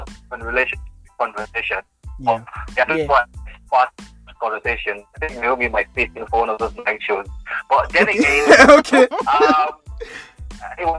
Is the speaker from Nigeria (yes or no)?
yes; Lagos, Nigeria; also born or lived in Jos / Ajegunle / Surulere; I grew up in Lagos, but I was born in Jos.